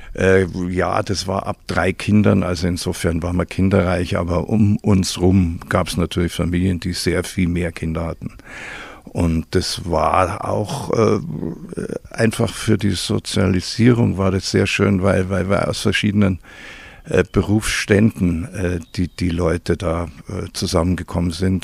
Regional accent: Burghausen, Bavaria, Germany; ich bin in Burghausen aufgewachsen

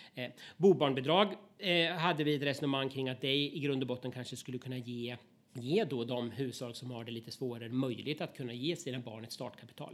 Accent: Östergötland, Sweden; i stora delar av Östergötland, där jag kommer ifrån

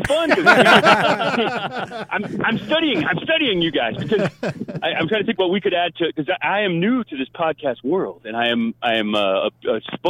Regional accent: New England, United States; now in Ventura, United States; I'm from New England though, man.

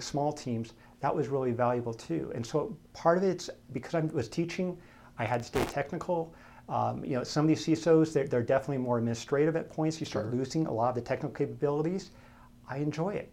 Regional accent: Denver, Colorado, United States; also born or lived in Camp Lejeune, North Carolina; So predominantly from Denver

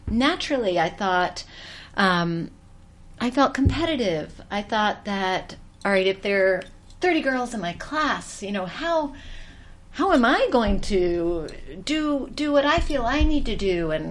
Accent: Georgia, United States; now in New York City, United States; I grew up in Georgia

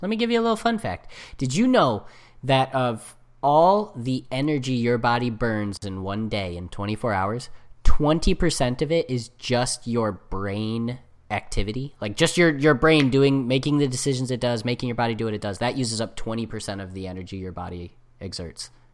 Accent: United States; I'm American

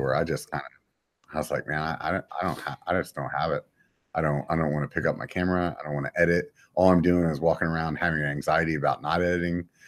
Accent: York, Pennsylvania, United States; moved away; I'm from Pennsylvania

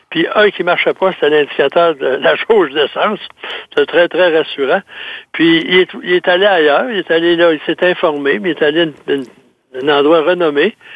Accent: Saint-Basile-le-Grand, Quebec, Canada; Chez moi, dans mon patelin, à Saint-Basile-de-Grand, il y avait une personne qui a travaillé chez Volvo euh, pendant longtemps

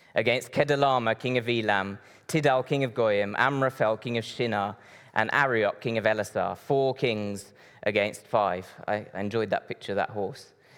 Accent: Brazil; moved away; I grew up in Brazil. I was born and raised in Brazil.

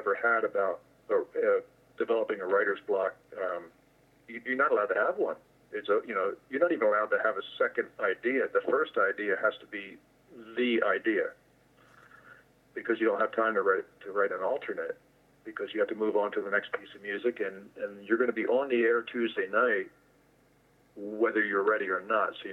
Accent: New Jersey, United States; I grew up in New Jersey

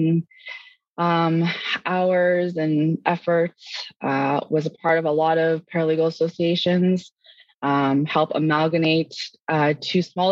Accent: Ontario, Canada; born or raised there; also born or lived in Winnipeg, Manitoba / Toronto / North York / Maple; now in Georgetown, Canada

